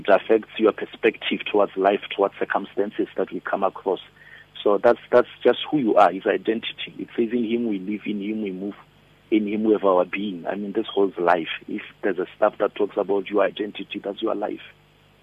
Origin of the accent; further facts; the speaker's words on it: Polokwane, Limpopo, South Africa; moved away as an adult; now in Pretoria, South Africa; I'm originally from Limpopo, Polokwane, a village called Mulechi. I'm Pedi